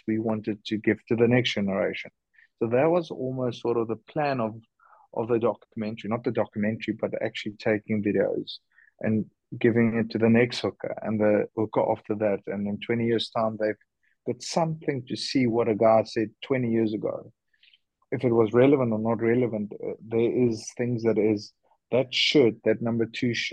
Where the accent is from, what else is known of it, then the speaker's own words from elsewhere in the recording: South Africa; being South African